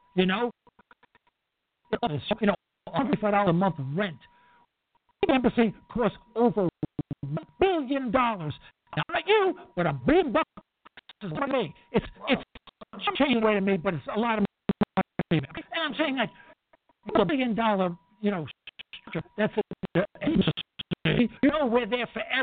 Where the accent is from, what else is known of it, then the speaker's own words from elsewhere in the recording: New York City, New York, United States; I'm from Harlem. I'm from Harlem